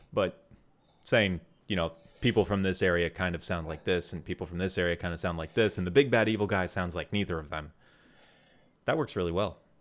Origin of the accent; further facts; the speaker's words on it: Wisconsin, United States; I grew up in Wisconsin